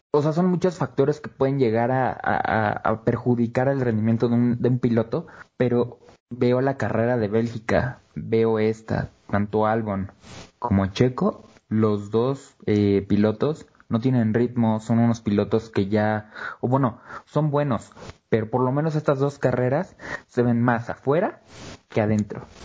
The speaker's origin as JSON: {"language": "Spanish", "country": "Mexico", "said": "queremos como mexicanos"}